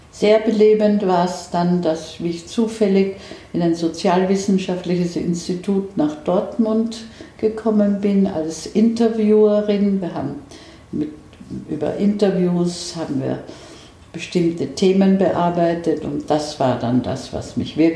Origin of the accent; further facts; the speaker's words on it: Vienna, Austria; born there; Also ich bin in Wien geboren und äh, habe in Österreich noch immer ein Haus, nicht sehr weit von Wien entfernt.